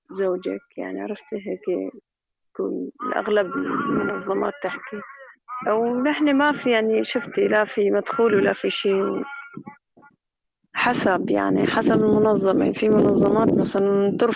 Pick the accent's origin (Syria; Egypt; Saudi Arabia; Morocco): Syria; Aleppo, Aleppo Governorate; now in Idlib, Syria; يعني نزحنا نحن من حلب لهون على إدلب ريف إدلب